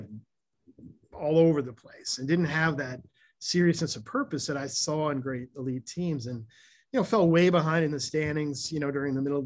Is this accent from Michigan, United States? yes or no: yes; Ann Arbor, Michigan, United States; when I was young, I grew up in Michigan, Ann Arbor, Michigan